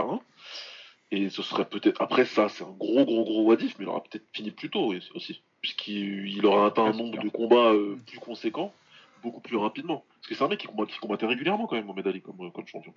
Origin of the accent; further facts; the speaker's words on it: France; on est français